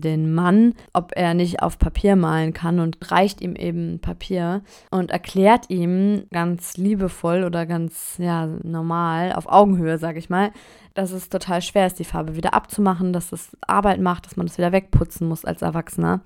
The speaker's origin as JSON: {"language": "German", "country": "Germany", "moved": "yes", "lives_now": "France", "said": "ich bin nun mal Deutsche"}